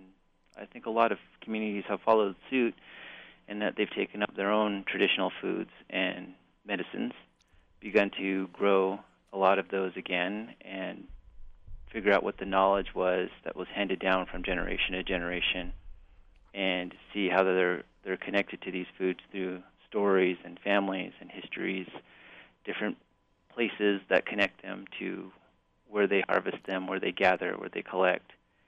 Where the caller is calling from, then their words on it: Amarillo, Texas, United States; I'm in from Texas right now.